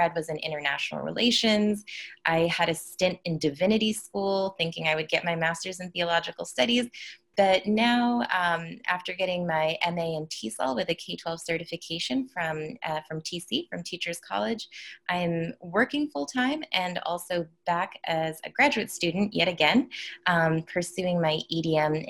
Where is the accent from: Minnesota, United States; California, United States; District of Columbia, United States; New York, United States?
New York, United States; New York City; also born or lived in Amman, Jordan; I was born in Brooklyn, but then I spent my K through 6 years, so my elementary formative years in Amman, Jordan. And then I moved back to the United States to do 7th through 12th grade